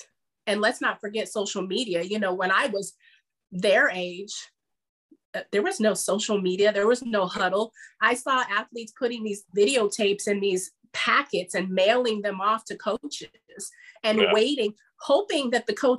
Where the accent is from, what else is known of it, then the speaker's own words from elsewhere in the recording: Bay Area, California, United States; growing up in the Bay